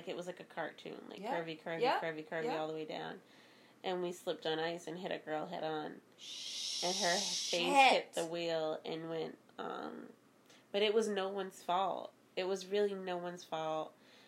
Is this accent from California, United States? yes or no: no; Boston, Massachusetts, United States; Growing up in Boston, though, I can say that my older cousins and family members taught me to be very street smart very early on